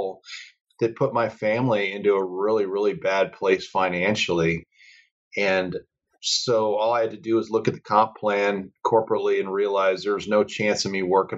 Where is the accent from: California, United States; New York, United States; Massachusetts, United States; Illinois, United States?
Illinois, United States; Chicago; moved away as an adult; also born or lived in Colorado Springs, Colorado; I grew up in the Chicago area